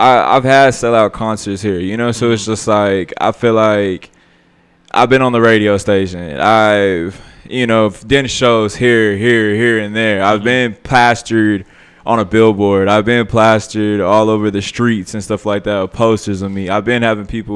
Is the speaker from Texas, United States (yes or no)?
yes; Amarillo, Texas, United States; I come from Amarillo, Texas. Like I'm born and raised here